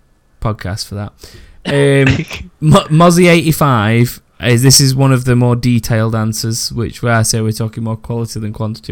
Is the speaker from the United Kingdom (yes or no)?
yes; England, United Kingdom; I'm English, even though not as well spoken as Lara.